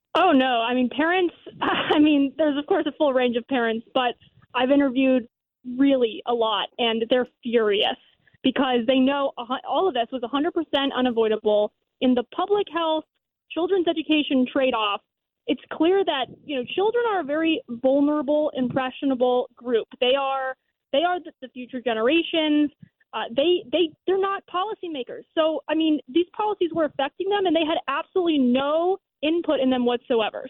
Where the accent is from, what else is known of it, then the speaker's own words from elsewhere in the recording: Florida, United States; I'm from Florida